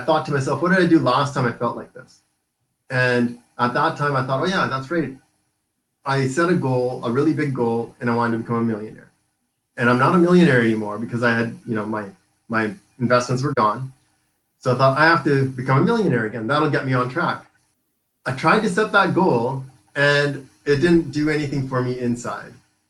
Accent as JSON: {"language": "English", "area": "Vancouver Island", "region": "British Columbia", "country": "Canada", "tie": "born or raised there", "said": "I was born and raised in Vancouver Island"}